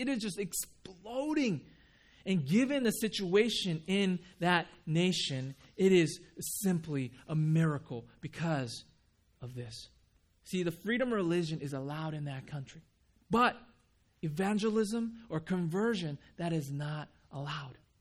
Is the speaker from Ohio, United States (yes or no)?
no; Huntington Beach, California, United States; also born or lived in Japan; I grew up in Huntington Beach